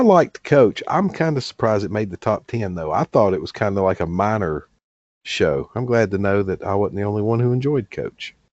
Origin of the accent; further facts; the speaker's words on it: the South, United States; I grew up in the South